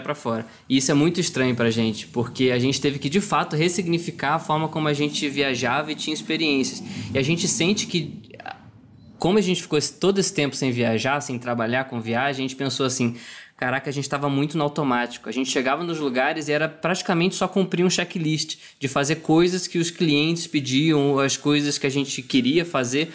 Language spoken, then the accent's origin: Portuguese; Rio de Janeiro, Brazil; now in São Paulo, Brazil; eu sou do Rio de Janeiro, né? Hoje eu moro em São Paulo, então minha família está toda lá